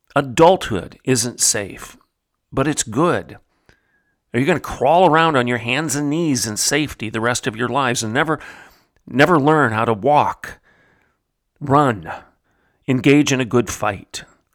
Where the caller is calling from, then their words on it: Oklahoma, United States; I'm speaking from Oklahoma, obviously.